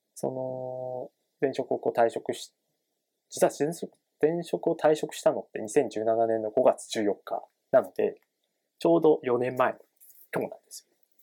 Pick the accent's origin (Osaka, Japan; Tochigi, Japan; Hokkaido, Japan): Tochigi, Japan; moved away as an adult; also born or lived in Kanagawa; now in Tokyo, Japan; 僕は、栃木、栃木県出身で18年間栃木で生活してました